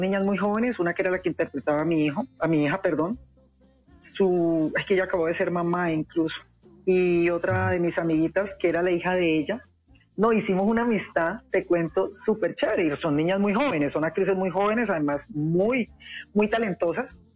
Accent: Cali, Valle del Cauca, Colombia; ser caleña, porque yo soy caleña.

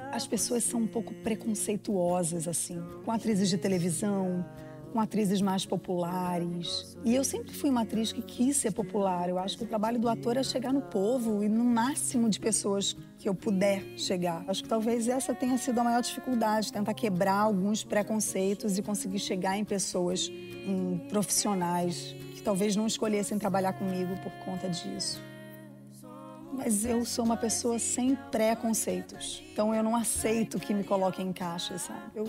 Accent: Brazil; moved away; Vim do Brasil para falar um palavrão.

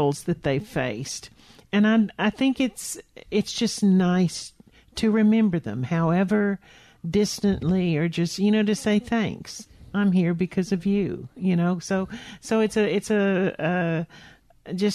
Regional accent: the South, United States; I am from the South

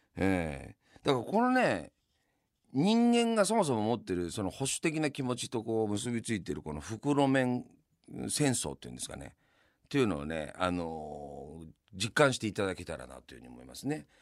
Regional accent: Yamanashi, Japan; now in Tokyo, Japan; 僕は山梨の出身なんで東日本の出身じゃないですか

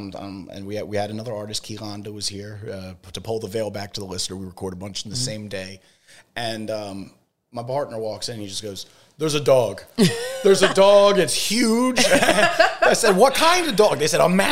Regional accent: Philadelphia, Pennsylvania, United States; I'm a journalist from Philly

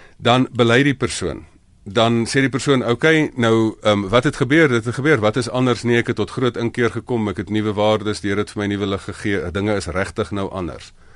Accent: South Africa; ons moet as Afrikaners

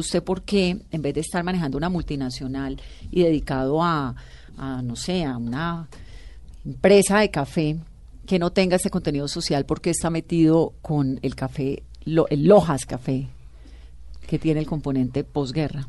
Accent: Colombia; los colombianos

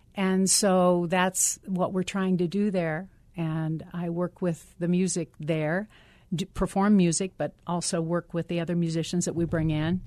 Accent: Ohio, United States; I'm, I'm from Ohio

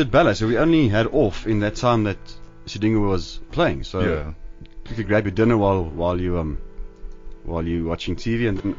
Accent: Lady Grey, Eastern Cape, South Africa; I grew up in Lady Grey

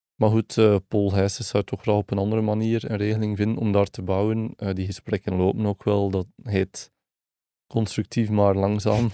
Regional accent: West Flanders, Belgium; ik ben zelf een West-Vlaming

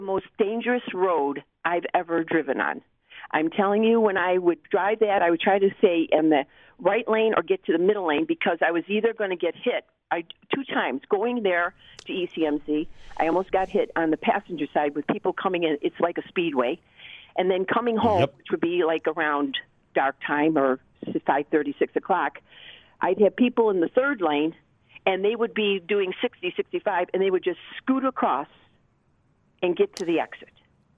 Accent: Buffalo, New York, United States; I grew up on Landon Street. I was there until I was 10

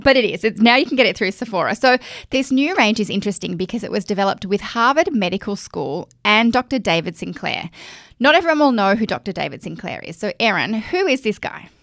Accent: Australia; accent: Aussie Bogan; my Aussie Bogan accent

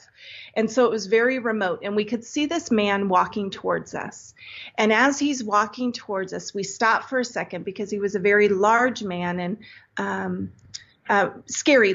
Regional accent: Santa Cruz, California, United States; I grew up in Santa Cruz, California

